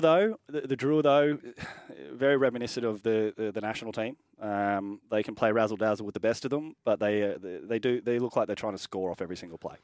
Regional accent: Queensland, Australia; as a Queenslander

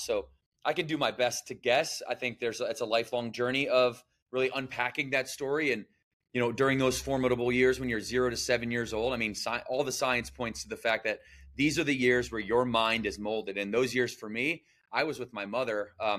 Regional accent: Battle Creek, Michigan, United States; I was born and raised in Battle Creek, Michigan. So shout out the Midwest region. And I was, you know, I grew up in poverty.

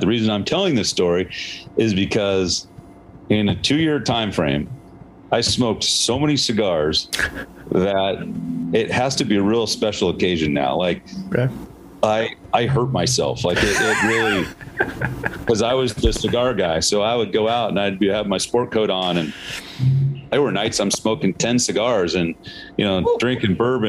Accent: Seattle, Washington, United States; now in Arizona, United States; I'm from Seattle originally. I've been down here since 96, 97.

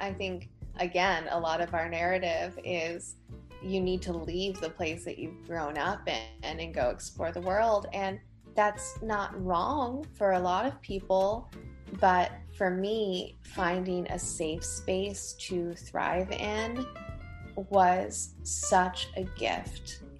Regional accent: Ashland, Virginia, United States; also born or lived in Tennessee / Maryland; So I was born in Tennessee, and then we moved to Maryland and hit a few different places in Maryland while we were there. And finally, we came to Virginia.

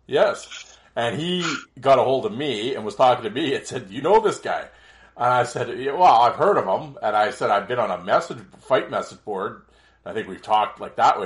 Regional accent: Canada

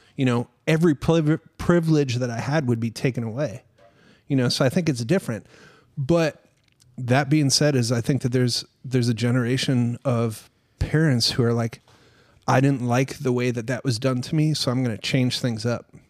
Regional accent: Minnesota, United States; I grew up in Minnesota, like, on a farm

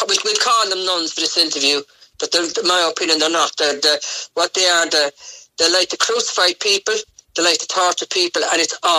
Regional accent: Cork, Munster, Ireland; also born or lived in Fermoy / Clonakilty / Newmarket; I'm originally from Cork, but I never had a home.

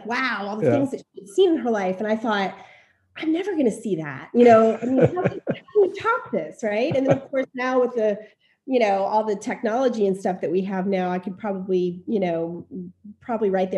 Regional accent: Ocala, Florida, United States; moved away as an adult; also born or lived in Miami / Cincinnati / Boston / Philadelphia; now in Newport, United States; I'm from Ocala, Florida. I was born in Miami, but I grew up mostly in Ocala, and I left Ocala when I was 20 years old

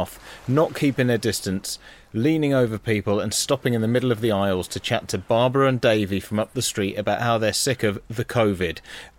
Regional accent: West Midlands, United Kingdom; I can say that because I'm from the West Midlands.

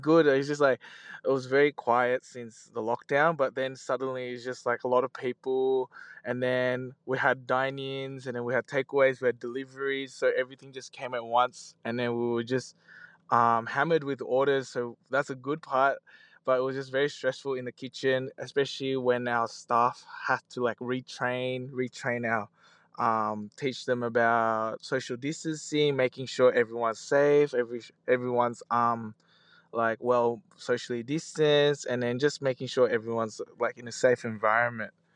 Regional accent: Australia; we just grew up like in Australia since we're young

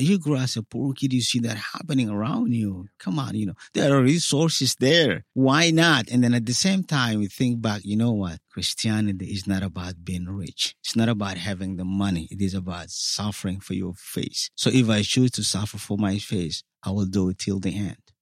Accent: South Sudan; moved away as an adult; also born or lived in Cairo, Egypt; now in United States; I came from Sudan, from the part that happened to be South Sudan now.

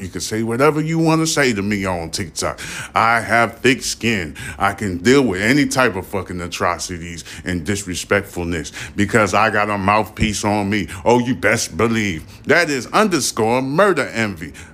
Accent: United States

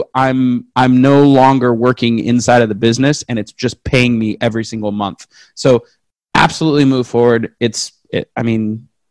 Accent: West Coast, United States; I'm from the West Coast.

